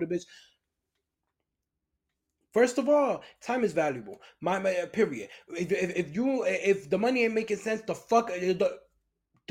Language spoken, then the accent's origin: English; New York, United States; moved away as an adult; now in Los Angeles area, United States; I'm from New York